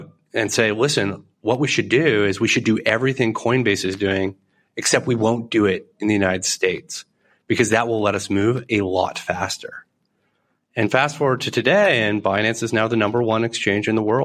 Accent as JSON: {"language": "English", "country": "Canada", "said": "as a Canadian"}